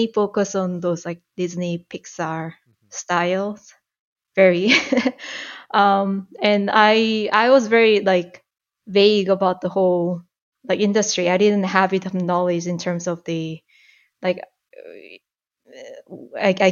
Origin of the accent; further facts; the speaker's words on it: Seoul, South Korea; English is a second language; moved away as an adult; also born or lived in Toronto, Canada; now in Canada; I'm from South Korea. I was born and raised in Seoul. And I moved to Canada